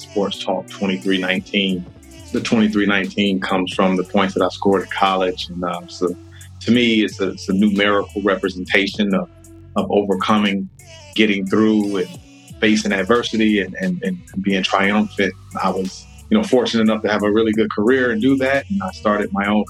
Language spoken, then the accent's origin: English; Detroit, Michigan, United States; moved away as an adult; now in Florida, United States; I'm an East Sider. I grew up on East State Fair, I-75, in that area. So born and raised there.